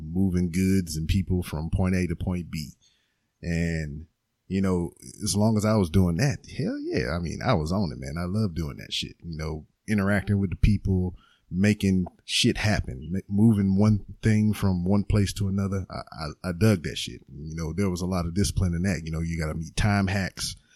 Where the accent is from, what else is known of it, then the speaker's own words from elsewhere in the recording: Lake Charles, Louisiana, United States; now in Houston, United States; I am not like from here. I'm from like uh, Lake Charles, which is two hours away from Texas